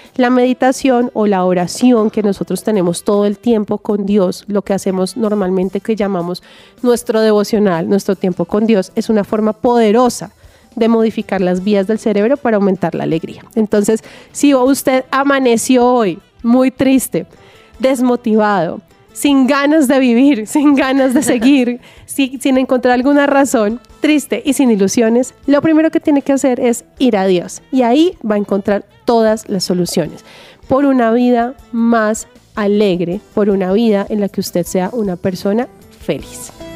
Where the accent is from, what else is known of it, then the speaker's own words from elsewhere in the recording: Bogotá, Colombia; yo nací en Bogotá, toda mi familia es santanderiana, por ende yo también soy santanderiana